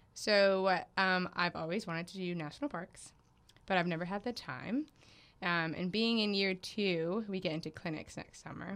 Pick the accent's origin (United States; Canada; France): United States; Raleigh, North Carolina; my hometown that I identify with is Raleigh, North Carolina